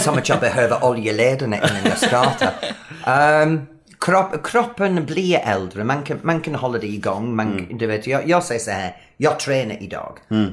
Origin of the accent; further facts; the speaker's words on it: England, United Kingdom; Swedish is a second language; moved away as an adult; now in Sweden; Jag som engelsman har haft så svårt att lära mig svenska